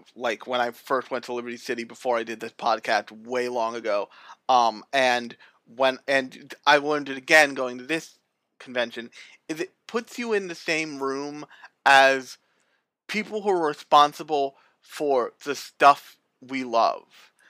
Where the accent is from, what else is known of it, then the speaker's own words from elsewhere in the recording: United States; we're American otaku